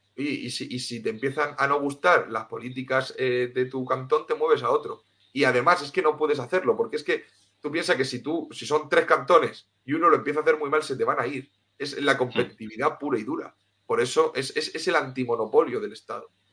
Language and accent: Spanish; Cartagena, Region of Murcia, Spain; also born or lived in Tenerife; yo soy de Cartagena, de Murcia, y lo que pasa es que viví unos años en Tenerife